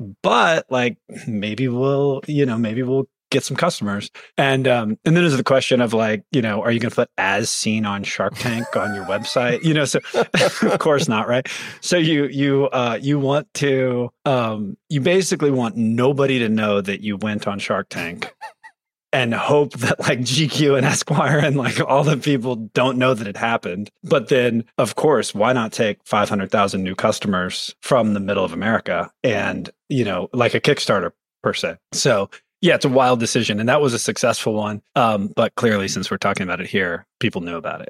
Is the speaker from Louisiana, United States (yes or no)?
no; Concordia, Missouri, United States; moved away; I grew up in Concordia, Missouri